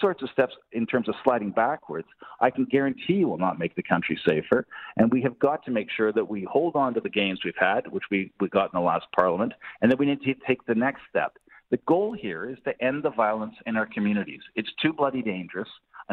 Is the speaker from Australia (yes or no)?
no; Canada; as Canadians and as Canadian voters